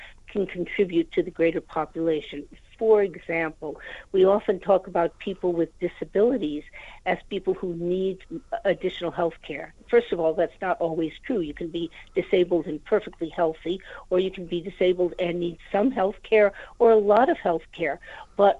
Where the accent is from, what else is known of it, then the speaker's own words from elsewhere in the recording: United States; now in United Kingdom; you might be able to tell from my accent, I'm myself from the United States.